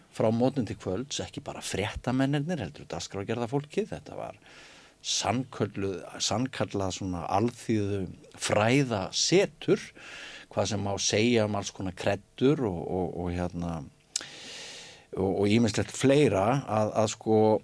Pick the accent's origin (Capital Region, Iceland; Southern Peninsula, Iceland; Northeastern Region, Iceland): Northeastern Region, Iceland; Mývatnssveit; moved away; ég náttúrulega ólst upp í Mívasveit